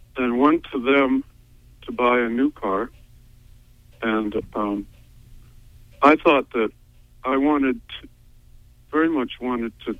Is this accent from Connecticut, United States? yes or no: no; Montville, Maine, United States